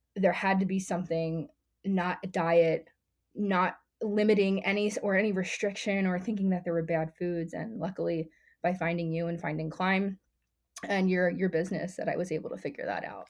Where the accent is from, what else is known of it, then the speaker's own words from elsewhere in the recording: Philadelphia, Pennsylvania, United States; I'm from the greater Philadelphia area